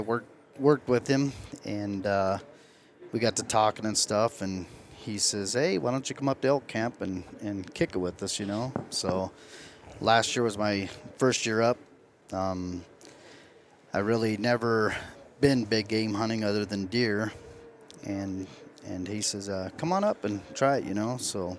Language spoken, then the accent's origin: English; Lyman, Nebraska, United States; I'm from Lyman, Nebraska.